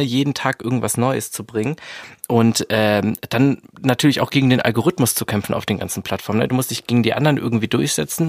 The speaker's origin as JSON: {"language": "German", "region": "Swabia", "country": "Germany", "said": "ich bin ja Schwabe"}